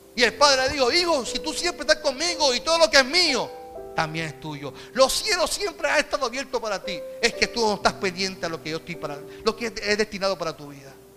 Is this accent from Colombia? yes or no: no; Puerto Rico; como puertorriqueño